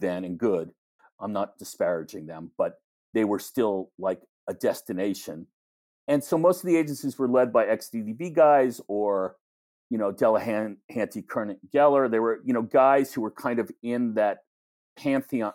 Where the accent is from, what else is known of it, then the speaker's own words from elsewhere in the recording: New York, United States; growing up in New York